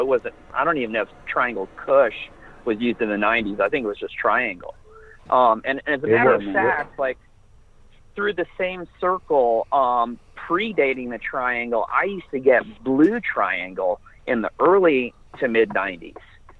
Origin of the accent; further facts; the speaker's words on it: Florida, United States; I wanted to stay away from anybody else that had anything to do with anything growing up in Florida.